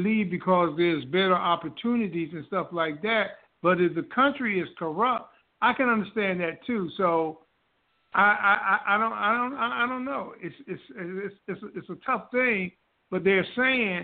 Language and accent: English; Newark, New Jersey, United States; moved away; also born or lived in Orange, New Jersey / the South (came up north); we did live in an apartment building when we first came up north to Orange. But that's about it. We didn't live in a project. And then we moved from Orange to Newark on West Market Street